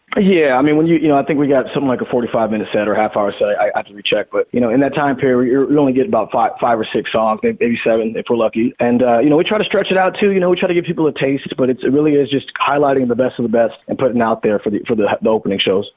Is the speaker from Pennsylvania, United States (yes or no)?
no; Seattle, Washington, United States; growing up in the Northwest